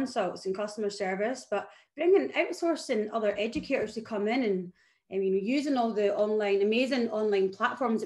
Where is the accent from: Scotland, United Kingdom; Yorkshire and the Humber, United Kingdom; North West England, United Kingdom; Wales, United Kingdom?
Scotland, United Kingdom; moved away as an adult; now in Melbourne, Australia; I am Scottish